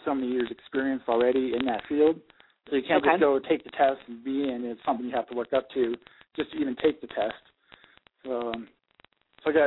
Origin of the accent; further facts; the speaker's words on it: Moses Lake, Washington, United States; moved away as an adult; also born or lived in San Antonio, Texas; I was born and raised in Moses Lake, Washington, a small town in Washington State.